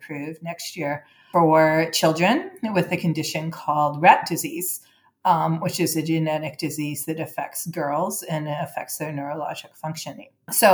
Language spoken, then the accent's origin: English; Vancouver, British Columbia, Canada; moved away as an adult; now in San Diego, United States; I grew up in Canada and went to high school in Vancouver, which is very near Seattle.